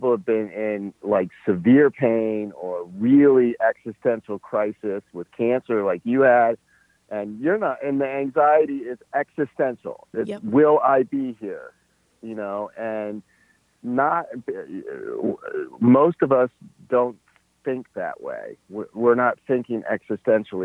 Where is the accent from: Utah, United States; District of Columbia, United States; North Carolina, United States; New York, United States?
District of Columbia, United States; Washington; also born or lived in Alexandria, Virginia; we grew up in Washington, D.C.